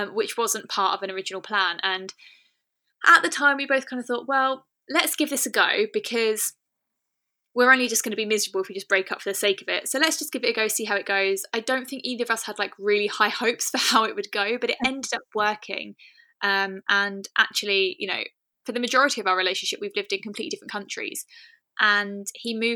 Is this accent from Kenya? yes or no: no; United Kingdom; We're both British